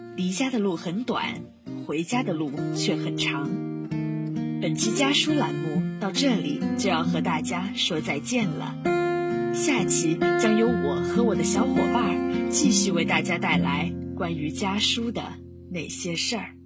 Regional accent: Quanzhou, Fujian, China; moved away as an adult; now in Nanjing, China; 来自福建泉州

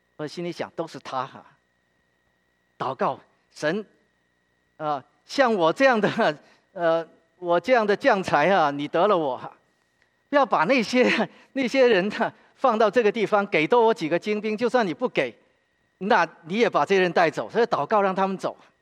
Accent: Guangzhou, Guangdong, China; now in Philadelphia, United States; 我是广州人

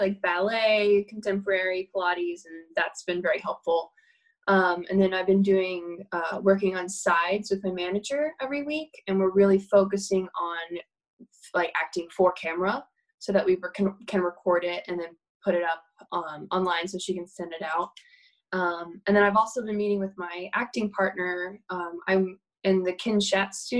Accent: Tennessee, United States; moved away as an adult; now in New York, United States; I grew up in Tennessee

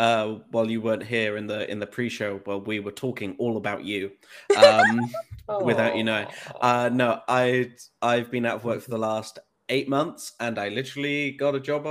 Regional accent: North West England, United Kingdom; I forgot to introduce I'm also from the UK and English. I don't sound it, but I'm from the Northwest.

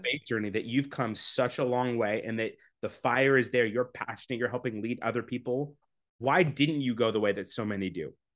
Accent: Canada; I'm from Canada. Um, constantly trying to leave, but live there now.

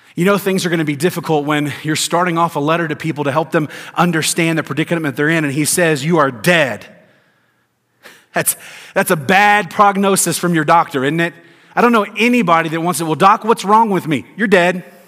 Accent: Tennessee, United States; also born or lived in Georgia; I grew up in Tennessee and lived in Georgia, lived in the South all my life

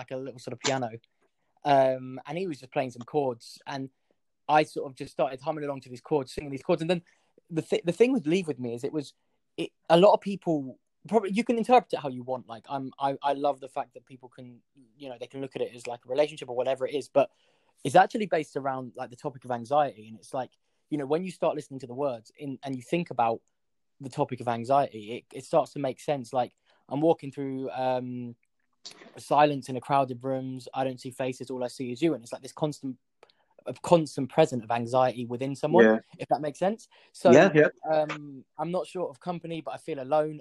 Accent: London, United Kingdom; I'm a singer. I'm from North London.

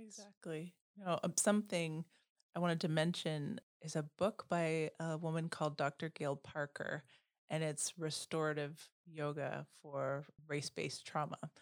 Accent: Canada; first language Dutch; English is a second language; also born or lived in Bermuda; now in Oak Park, United States; I was born in Bermuda. My father was black and my mother was white, but they passed away when I was really young. And as a child, I grew up in primarily white spaces in Canada.

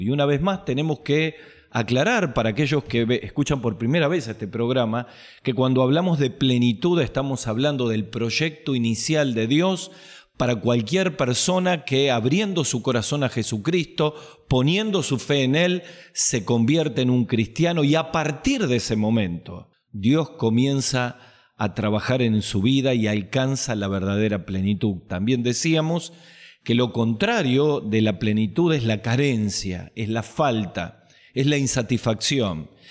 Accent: Argentina; en mi país, en Argentina

